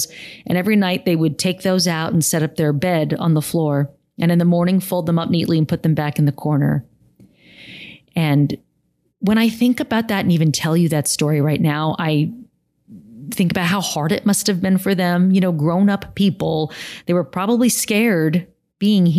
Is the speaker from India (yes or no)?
no; San Jose, California, United States; living in the house that I grew up in San Jose, California.